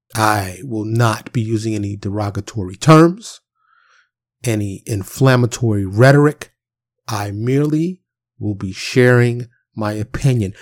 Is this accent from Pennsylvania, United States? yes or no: no; New York City, New York, United States; I'm from Harlem in the Bronx, born and raised